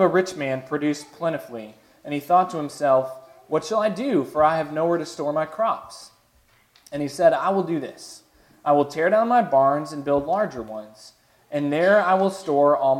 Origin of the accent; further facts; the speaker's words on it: Chicago, Illinois, United States; When I was growing up in Chicago, obviously the winters were cold.